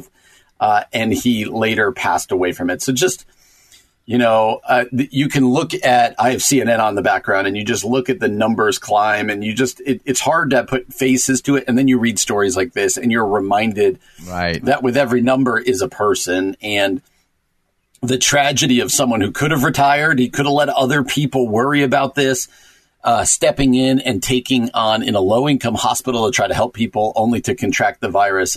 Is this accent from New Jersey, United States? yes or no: yes; New Jersey, United States